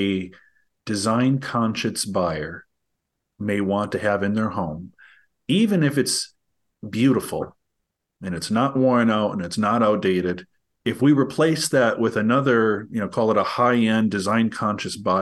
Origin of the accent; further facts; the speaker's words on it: Green Bay, Wisconsin, United States; I'm from Green Bay, Wisconsin